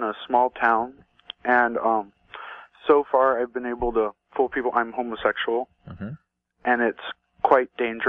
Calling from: Oregon, United States

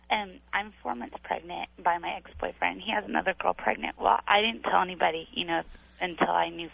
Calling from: Bakersfield, California, United States

